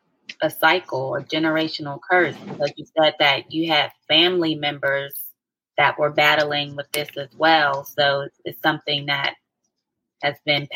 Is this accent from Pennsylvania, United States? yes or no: yes; Pittsburgh, Pennsylvania, United States; I'm from Pittsburgh, PA, born and raised.